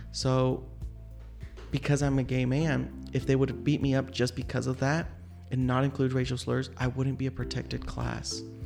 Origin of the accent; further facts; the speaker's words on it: Tulsa, Oklahoma, United States; I was born here in Tulsa, and I still have family members